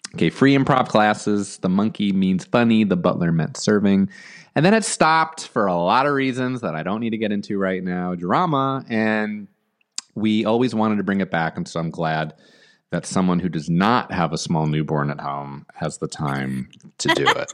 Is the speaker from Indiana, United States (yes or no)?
no; New Jersey, United States; also born or lived in Long Island, New York; now in Los Angeles, United States; Born in Long Island, grew up in New Jersey.